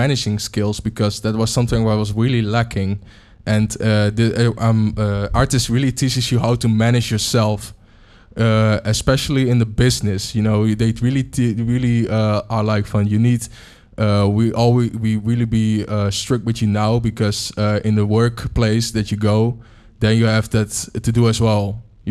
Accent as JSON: {"language": "English", "town": "Almelo", "region": "Overijssel", "country": "Netherlands", "said": "I'm from Almelo"}